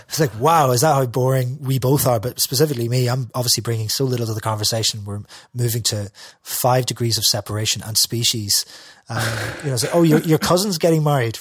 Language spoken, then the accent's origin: English; Derry, Northern Ireland, United Kingdom; I'm from Derry.